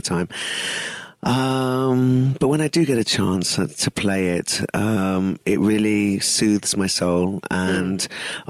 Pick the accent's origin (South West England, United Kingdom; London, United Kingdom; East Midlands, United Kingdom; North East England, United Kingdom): London, United Kingdom; moved away as an adult; also born or lived in East Africa; now in Pune, India; I grew up in London, so very multicultural